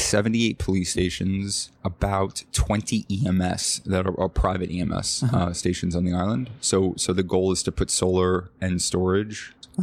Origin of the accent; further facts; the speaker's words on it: New York City, New York, United States; I do live here in New York. I'm born and raised in Manhattan. Been here most of my life. And I have, as a result of that, of growing up in New York, I grew up with Puerto Rican culture.